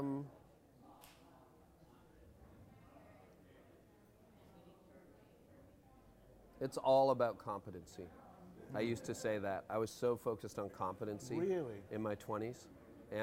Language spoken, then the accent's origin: English; Canada; accent: Canadian; I'm Canadian